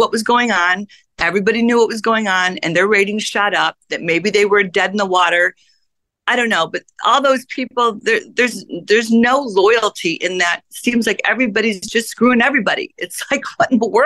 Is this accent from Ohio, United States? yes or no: no; Chicago, Illinois, United States; now in California, United States; I'm from Chicago